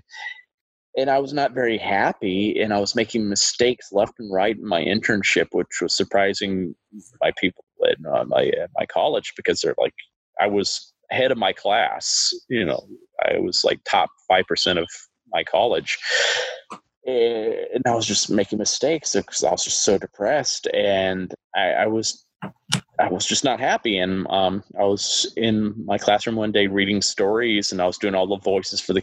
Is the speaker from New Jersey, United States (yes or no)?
no; Huntsville, Alabama, United States; my hometown of Huntsville, Alabama